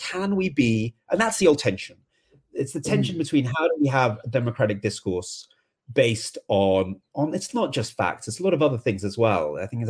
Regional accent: England, United Kingdom; I mean, maybe because I'm English, I mean, maybe into a more softer way of talking about this

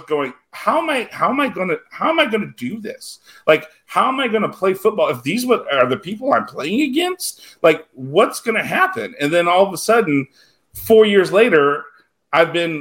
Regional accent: South Louisiana, United States; I grew up in South Louisiana

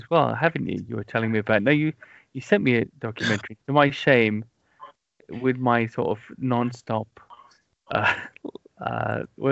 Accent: South Wales, United Kingdom; growing up in South Wales when I was a child

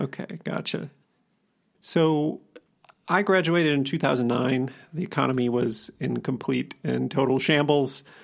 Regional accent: Wisconsin, United States; accent: Wisconsin; My Wisconsin accent

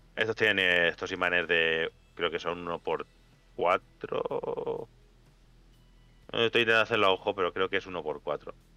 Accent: Spain; los españoles no sabremos hablar inglés

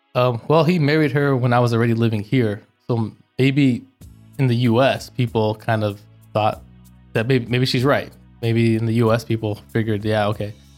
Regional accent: Orange County, California, United States; born or raised there; moved away as an adult; also born or lived in Los Angeles, California; now in United Arab Emirates

